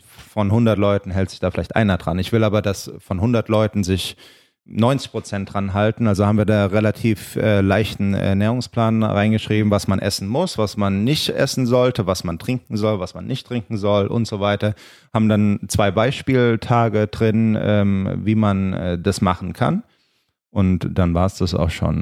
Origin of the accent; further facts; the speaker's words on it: Germany; now in Los Angeles, United States; wir sind aus Deutschland, wir sind in Deutschland aufgewachsen